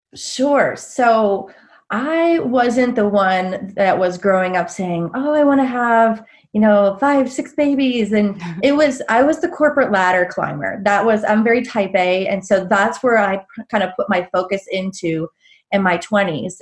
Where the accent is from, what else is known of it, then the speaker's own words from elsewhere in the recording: Pittsburgh, Pennsylvania, United States; moved away as an adult; also born or lived in Charlotte, North Carolina; now in Black Mountain, United States; I'm originally from the Pittsburgh area, and I moved down south